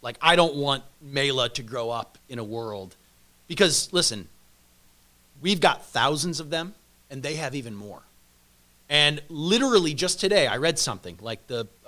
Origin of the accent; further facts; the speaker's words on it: United States; I'm an American